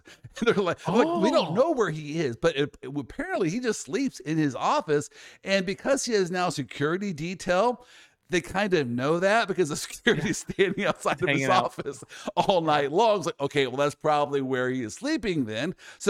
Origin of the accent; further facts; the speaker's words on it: the South, United States; hey, I'm from the South, so we apologize.